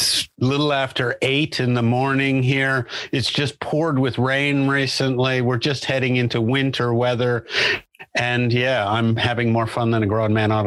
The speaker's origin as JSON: {"language": "English", "region": "New Jersey", "country": "United States", "tie": "born or raised there", "moved": "yes", "lives_now": "Australia", "said": "I grew up in northern New Jersey, but I've lived here for 30 years now. So a little over 30 years. So if I talk to my American friends, they say, you don't have much of an accent."}